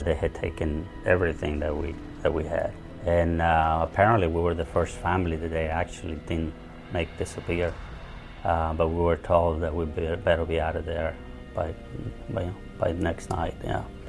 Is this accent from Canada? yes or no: no; El Salvador; now in United States; I was born in El Salvador in a very rural area. I was about nine years old. The whole region became pretty much a war zone.